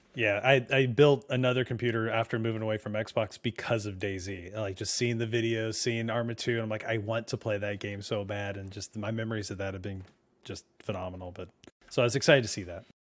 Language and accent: English; California, United States; moved away; also born or lived in New Jersey; I grew up in California